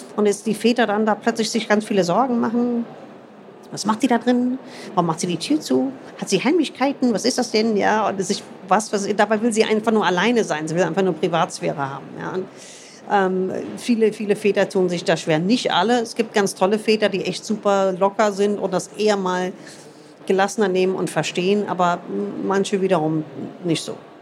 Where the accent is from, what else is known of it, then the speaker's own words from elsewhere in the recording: United States; moved away; ich bin in den USA groß geworden